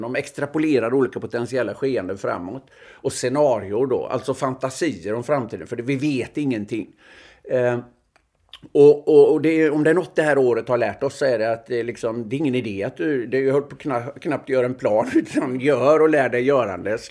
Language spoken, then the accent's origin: Swedish; Öckerö, Västra Götaland, Sweden; moved away; jag gick ju i obs-klass hemma på Öckerö